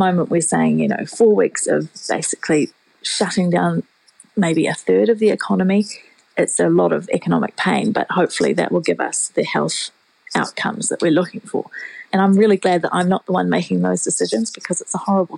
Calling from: Whangarei, Northland, New Zealand; I'm calling from Whangarei because I actually always work from home.

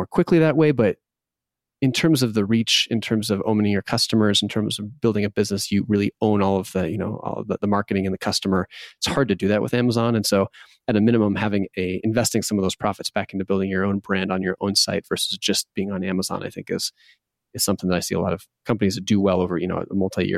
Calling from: Bozeman, Montana, United States; I'm calling from Bozeman, Montana.

